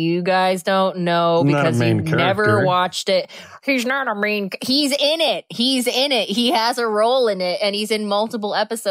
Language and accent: English; Cape Cod, Massachusetts, United States; I grew up on the Cape.